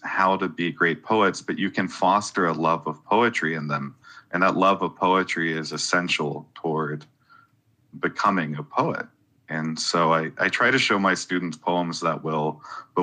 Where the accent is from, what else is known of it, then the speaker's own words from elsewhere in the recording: South Carolina, United States; now in Athens, United States; I grew up in South Carolina